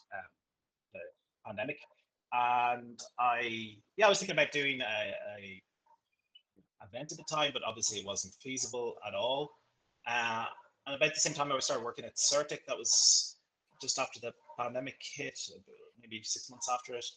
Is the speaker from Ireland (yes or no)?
yes; Leinster, Ireland; moved away as an adult; also born or lived in Florianopolis, Brazil / Bahia, Brazil; now in Rio de Janeiro, Brazil; I'm from Ireland. I grew up near Dublin, country boy.